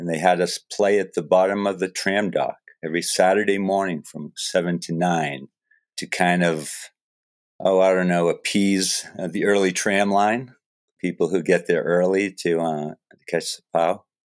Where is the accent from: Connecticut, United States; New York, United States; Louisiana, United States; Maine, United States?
Maine, United States; Falmouth; Yeah, I grew up in Falmouth.